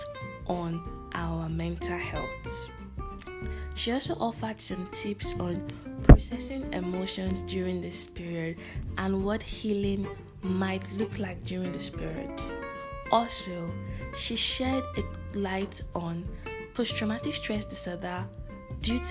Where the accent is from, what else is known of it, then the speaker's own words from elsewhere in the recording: Nigeria; also born or lived in Lagos, Nigeria; I am a Nigerian living and currently recording in Lagos, Nigeria